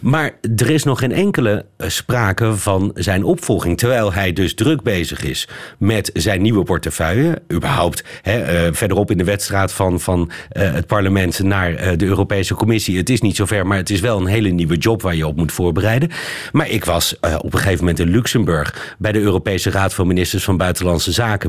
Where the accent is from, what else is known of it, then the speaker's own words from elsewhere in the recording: Netherlands; wij in Nederland